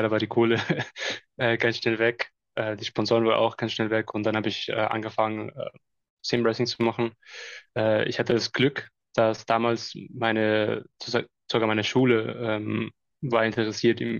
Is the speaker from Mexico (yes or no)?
yes; Mexico; Ja, hi, also … bin aus Mexiko